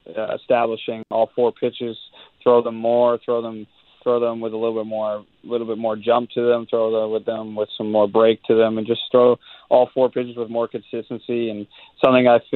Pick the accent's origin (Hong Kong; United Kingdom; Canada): Canada; being a Canadian kid